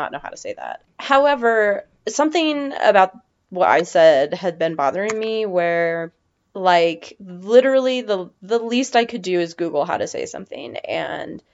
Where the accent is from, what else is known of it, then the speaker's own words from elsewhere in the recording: Nevada, United States; I'm from Nevada, and that's how Nevadans say it, and that's not how anybody else says it.